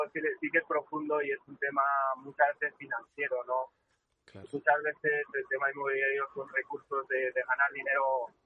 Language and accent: Spanish; Madrid, Community of Madrid, Spain; yo nací en Madrid.